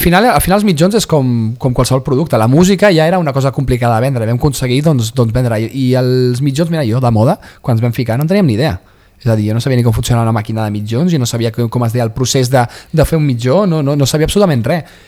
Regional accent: Vilassar de Mar, Catalonia, Spain; anava al mercadillo de Vilassar de Mar, del meu poble

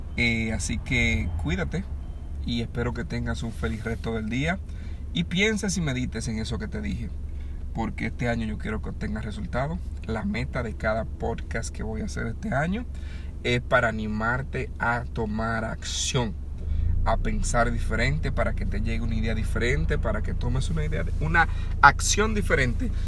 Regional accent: Dominican Republic; moved away; yo estaba pequeño allá en República Dominicana, donde yo nací, la casa de mi abuela, donde yo me crié

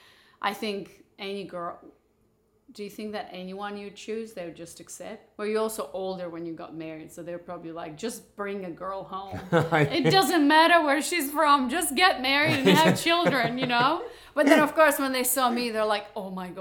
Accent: Moldova; moved away; also born or lived in Barcelona; I was born in Moldova

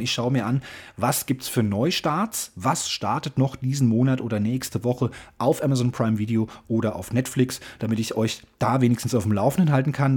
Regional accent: Hesse, Germany; ich bin Hesse, lebe in Hessen

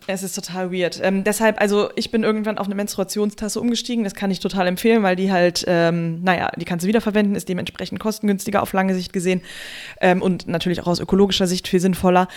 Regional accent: Germany; bei uns in Deutschland

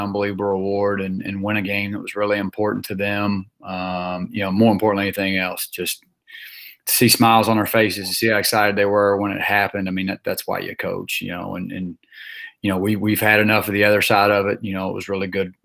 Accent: Memphis, Tennessee, United States; moved away; growing up in Memphis, Tennessee

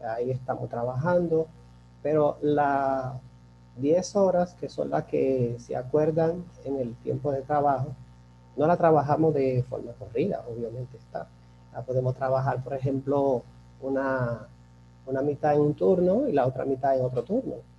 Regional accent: Dominican Republic; also born or lived in Turks and Caicos Islands; he tenido ya muchas experiencias en hoteles, tanto en mi país, aquí muy importantes, como son eh, Casa de Campo, que fue donde inicié. Estuve en el Hotel Jaragua

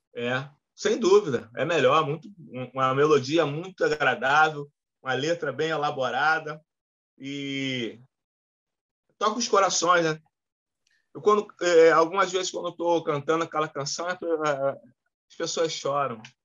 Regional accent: Rio de Janeiro, Brazil; Morei em vários lugares do Rio de Janeiro. No, no, eu, eu, nasci no Meia, morei em Santa Cruz, morei na Pavuna, morei no, no, no Flamengo, morei no Maracanã

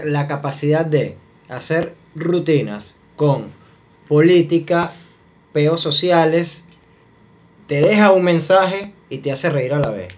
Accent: Maracay, Aragua, Venezuela; also born or lived in Valencia, Venezuela; Yo, nací en Valencia, pero tengo toda mi vida en Maracay. O sea, yo literal sí tengo toda mi vida en Maracay.

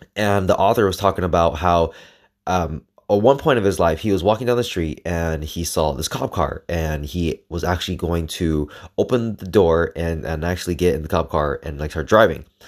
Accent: Los Angeles, California, United States; I grew up in the capital of Mexico, East L

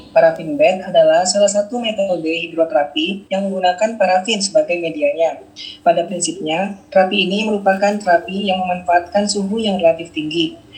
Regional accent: Bekasi, West Java, Indonesia; born there; Saya lahir di Bekasi 12 Februari 1992.

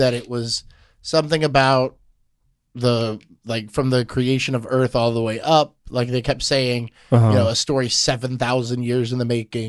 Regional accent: Houston, Texas, United States; Yeah, I'm not from Spring. I'm close, but I wouldn't say I'm a Spring local. Right, you know, a Houston native.

